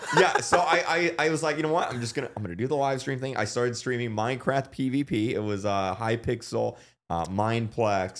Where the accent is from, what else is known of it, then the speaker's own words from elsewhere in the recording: Florida, United States; we're both from Florida